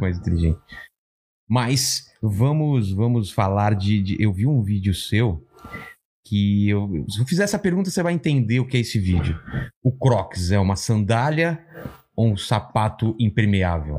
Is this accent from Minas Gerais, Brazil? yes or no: no; São Bernardo do Campo, São Paulo, Brazil; sou de São Bernardo